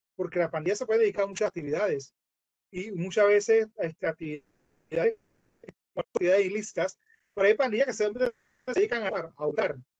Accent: Colón, Panama; en una provincia que se llama Colón, que es el lugar donde yo vengo

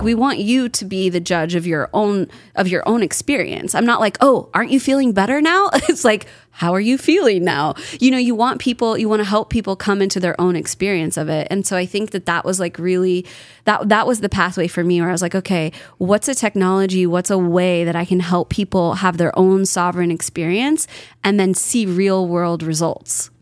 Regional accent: Kelseyville, California, United States; moved away; I was raised in Northern California

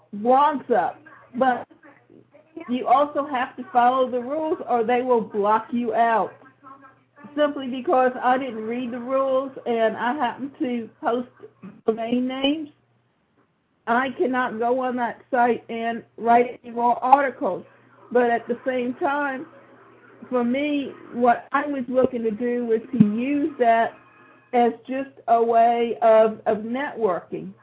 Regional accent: Savannah, Georgia, United States; my hometown, which is Savannah, Georgia. And so the picture that defines me is the one that's a fountain that's in Forsyth Park where I grew up

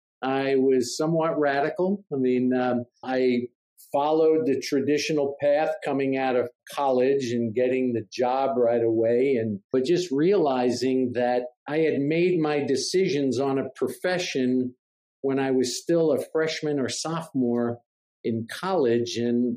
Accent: Jersey City, New Jersey, United States; moved away as an adult; also born or lived in New York City / Blacksburg, Virginia; I was born in New York City and grew up and raised in Jersey City, New Jersey.

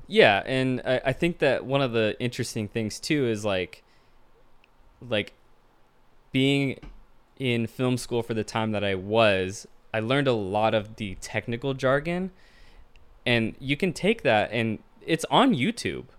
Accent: Tacoma, Washington, United States; Born and raised in Tacoma, Washington

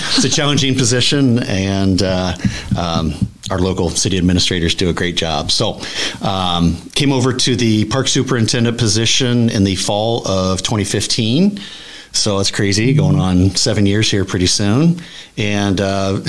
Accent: Oxford, Iowa, United States; I grew up around the Oxford area, Clear Creek Amana graduate way back in the day

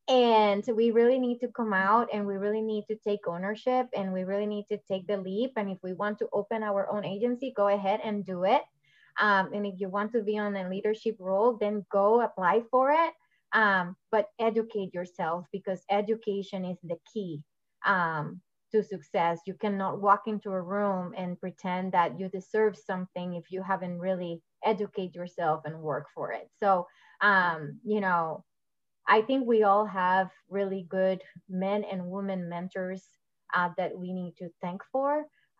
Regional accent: Puerto Rico; moved away; And when I came from Puerto Rico, that was a big impact for me too. Like, it was a huge cultural impact.

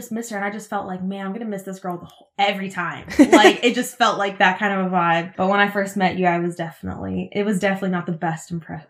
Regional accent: United States; first language Russian; English is a second language; I was born and raised in Washington, but my first language was technically Russian.

